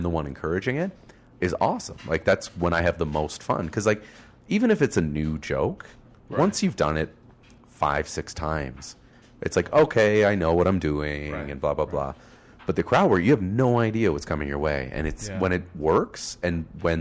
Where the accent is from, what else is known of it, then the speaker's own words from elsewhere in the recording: Oakville, Ontario, Canada; now in Toronto, Canada; I grew up in Oakville, Ontario